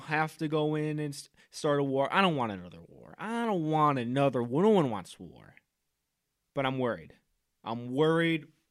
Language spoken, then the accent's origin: English; United States; me being American